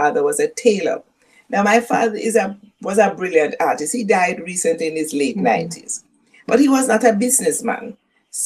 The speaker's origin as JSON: {"language": "English", "country": "Jamaica", "tie": "born or raised there", "first_language": "Jamaican Patois", "second_language": "English", "said": "growing up in Jamaica as a little Black girl"}